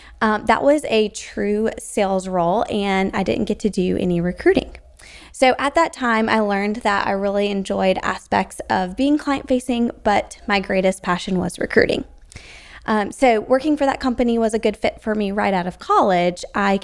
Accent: South Carolina, United States; I'm from South Carolina.

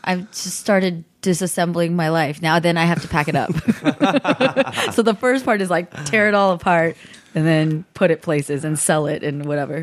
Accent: the Bay Area, California, United States; I grew up in California

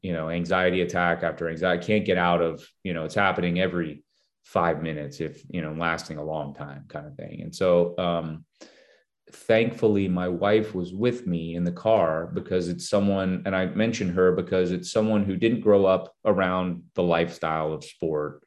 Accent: Minnesota, United States; I'm from Minnesota

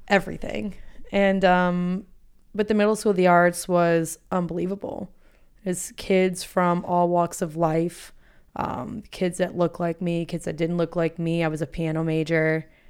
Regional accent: Boca Raton, Florida, United States; moved away as an adult; also born or lived in Atlanta; Boca Raton, Florida

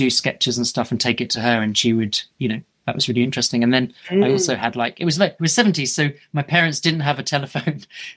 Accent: Norwich, East of England, United Kingdom; I'm from Norwich, and I lived just in basically my house is in a village outside Norwich

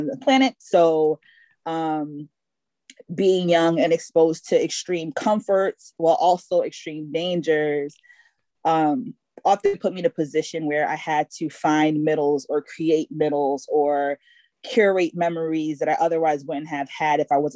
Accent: Bloomfield, United States; So I grew up in Bloomfield for most of my life. So when I was 10, I lived in Bloomfield, been there until I was 20

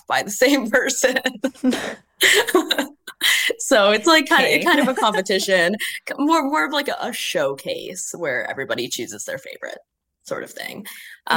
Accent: Canada; moved away as an adult; also born or lived in Western Canada; now in Melbourne, Australia; I'm Canadian.

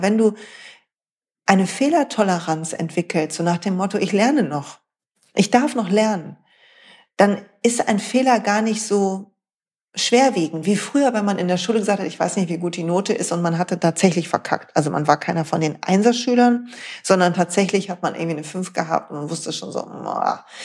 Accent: North Rhine-Westphalia, Germany; Weil, Freunde, ich komme aus dem Ruhrpott.

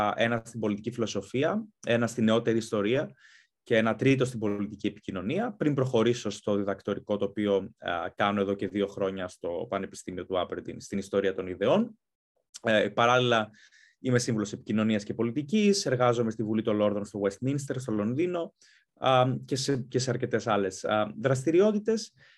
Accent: Greece; moved away as an adult; also born or lived in Athens, Greece / London, United Kingdom; now in United Kingdom; μεγάλωσα στην Ελλάδα, σπούδασα στην Ελλάδα

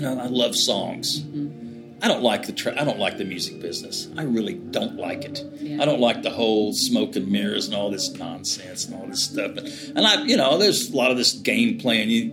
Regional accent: Oklahoma, United States; moved away as an adult; also born or lived in Austin, Texas; I grew up in Oklahoma

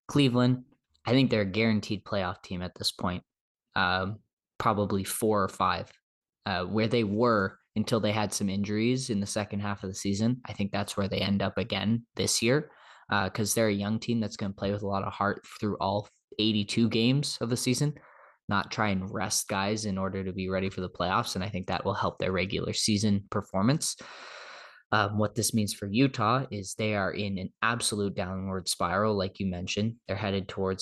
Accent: Canada; as Canadian podcasters

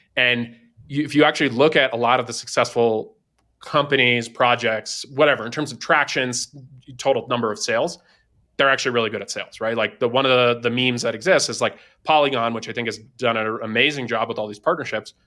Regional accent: East Coast, United States; moved away as an adult; also born or lived in Silicon Valley; I'm originally from the East Coast, um, spent, you know, first eighteen years of my life there

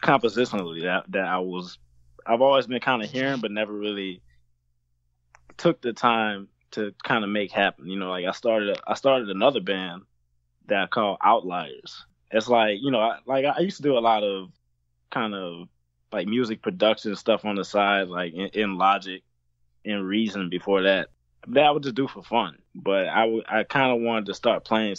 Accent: New Orleans, Louisiana, United States; I'm from New Orleans

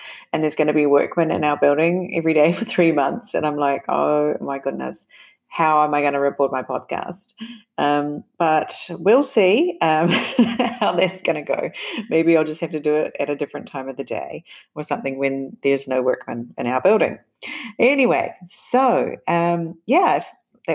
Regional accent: New Zealand; moved away; also born or lived in Japan; my home country, New Zealand

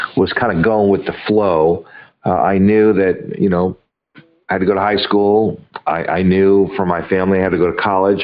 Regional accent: Los Angeles, California, United States; I grew up in Los Angeles

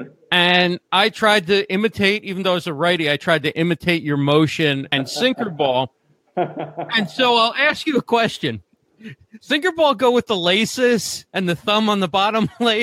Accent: Westfield, New Jersey, United States; I grew up in New Jersey in Westfield

